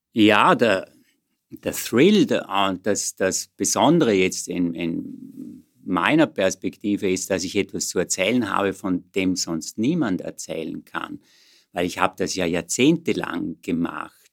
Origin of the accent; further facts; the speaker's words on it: Vorarlberg, Austria; moved away as an adult; also born or lived in Vienna; ich bin geborener Vorarlberger, und dann hier in Wien studierend